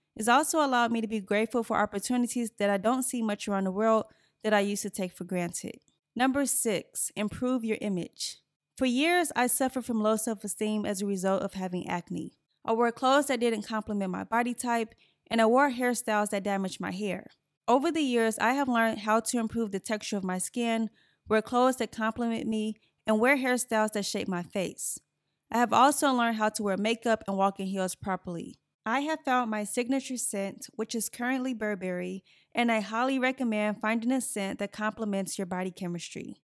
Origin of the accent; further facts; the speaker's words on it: Gary, Indiana, United States; moved away; I grew up in Gary, Indiana